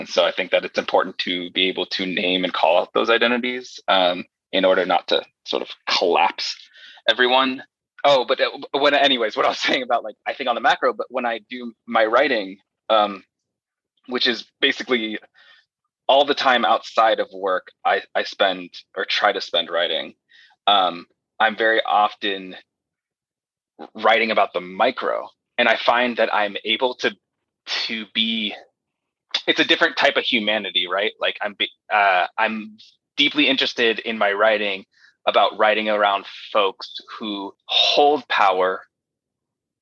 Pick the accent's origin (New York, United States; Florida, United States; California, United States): California, United States; Los Angeles; I was born in the San Fernando Valley, which is like northwest of Hollywood, California. I'm very proud to be from there